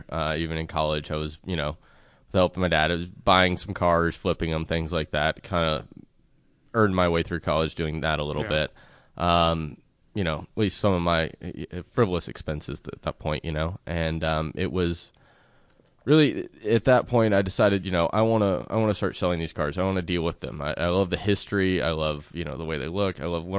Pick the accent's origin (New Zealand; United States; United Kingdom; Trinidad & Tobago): United States; South Carolina; In South Carolina.